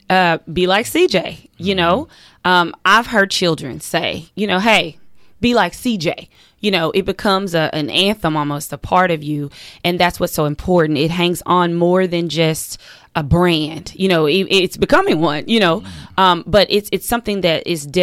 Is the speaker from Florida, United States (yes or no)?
yes; Miami, Florida, United States; born or raised there